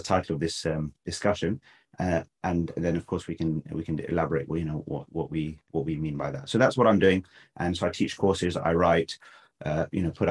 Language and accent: English; London, United Kingdom; I was born in London, grew up here